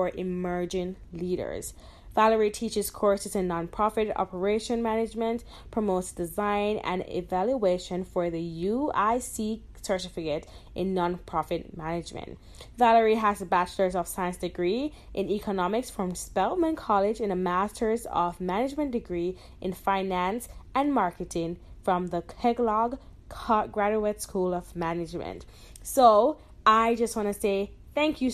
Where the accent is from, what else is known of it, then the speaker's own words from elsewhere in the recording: Jamaica; I'm from Jamaica